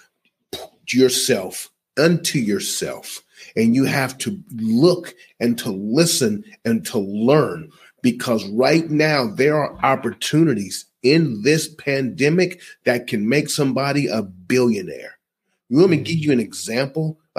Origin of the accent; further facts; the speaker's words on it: United States; I'm an American